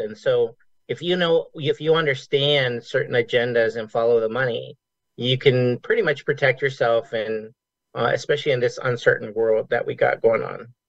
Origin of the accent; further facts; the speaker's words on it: Las Vegas, Nevada, United States; I grew up here in Vegas